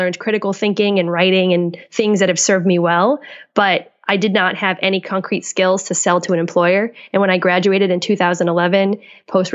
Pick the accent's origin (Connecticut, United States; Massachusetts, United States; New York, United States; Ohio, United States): Massachusetts, United States; Boston; moved away as an adult; also born or lived in Colorado / California; now in Seattle, United States